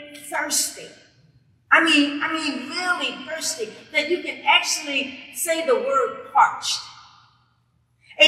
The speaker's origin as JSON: {"language": "English", "town": "Columbia", "region": "South Carolina", "country": "United States", "said": "I am from Colombia, okay? And it's hot."}